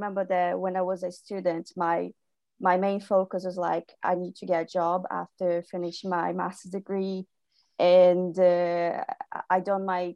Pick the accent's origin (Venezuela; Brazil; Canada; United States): Brazil; moved away as an adult; now in United Kingdom; I'm from Brazil, born and raised. I moved to the UK 3 years ago to do my master's degree